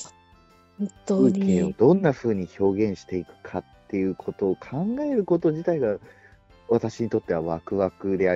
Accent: Oita, Japan; 私、大分県出身なんですけれども

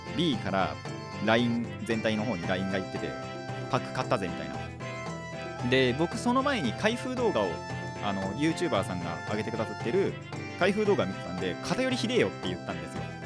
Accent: Japan; 今回は地元内です地元内っていうのかなあの自分の地区内っていうのかな

